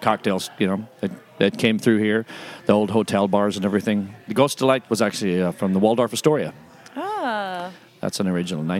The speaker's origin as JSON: {"language": "English", "country": "Ireland", "said": "It balances out. I'm from Ireland. It's good."}